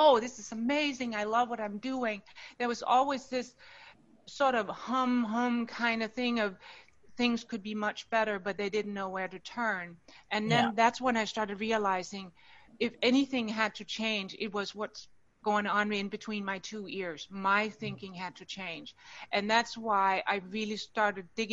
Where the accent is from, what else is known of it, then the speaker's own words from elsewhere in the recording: Denmark; moved away as an adult; now in United States; I'm born and raised in Denmark and now live in the U.S. I have for the last 30 years